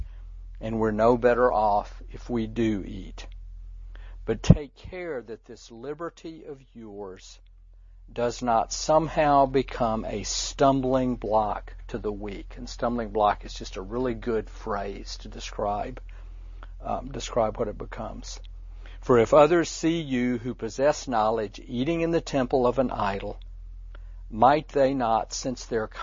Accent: the South, United States; growing up in the South

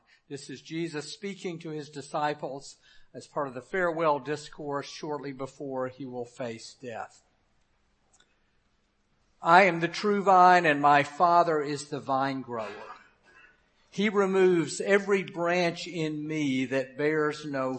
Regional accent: Memphis, Tennessee, United States; moved away; I served a 15-month internship in my hometown of Memphis

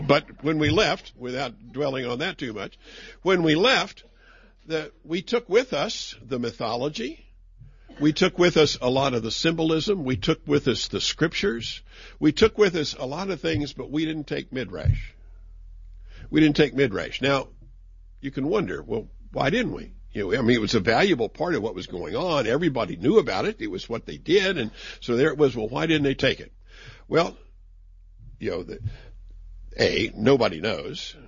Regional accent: West Virginia, United States; I'm from West Virginia

